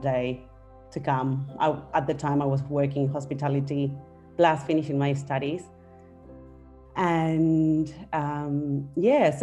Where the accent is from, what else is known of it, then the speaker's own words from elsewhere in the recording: Argentina; moved away as an adult; now in Australia; We're originally from Argentina. We came to Australia together in 2011